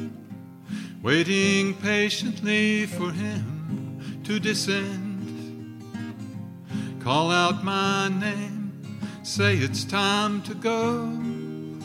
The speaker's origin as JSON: {"language": "English", "town": "Archdale", "region": "North Carolina", "country": "United States", "tie": "born or raised there", "said": "I was raised right here in Archdale"}